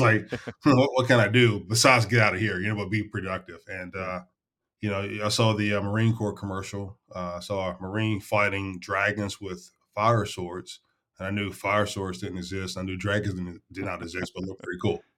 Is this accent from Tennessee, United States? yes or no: yes; Chattanooga, Tennessee, United States; also born or lived in Jasper, Tennessee; my background from Chattanooga, Tennessee